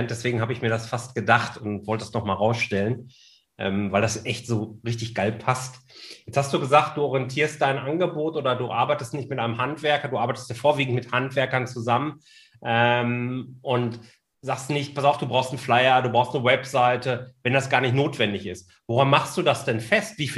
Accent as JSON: {"language": "German", "region": "North Rhine-Westphalia", "country": "Germany", "tie": "born or raised there", "said": "ich bin ja ein Kind des Ruhrgebiets"}